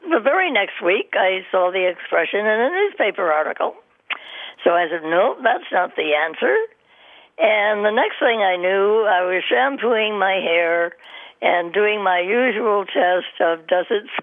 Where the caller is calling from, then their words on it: Miami, Florida, United States; I'm calling you from Miami.